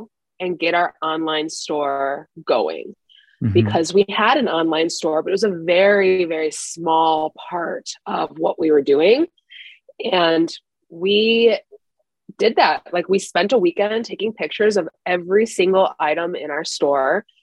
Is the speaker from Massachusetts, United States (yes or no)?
no; Chicago, Illinois, United States; moved away as an adult; now in San Francisco, United States; I'm from Chicago originally